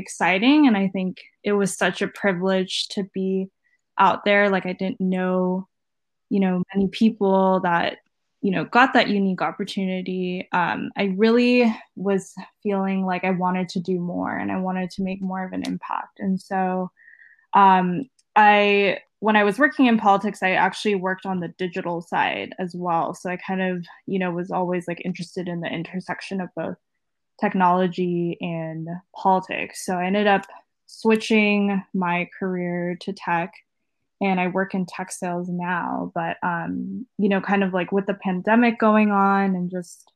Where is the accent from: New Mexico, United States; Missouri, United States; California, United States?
California, United States; East Bay, San Francisco Bay Area; also born or lived in Washington, D.C.; I grew up here in the Bay Area, born and raised in the East Bay